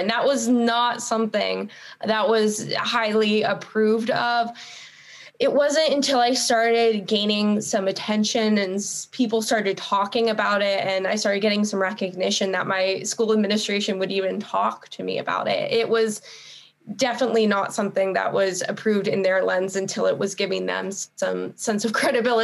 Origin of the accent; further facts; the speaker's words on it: Northern California, United States; growing up in Northern California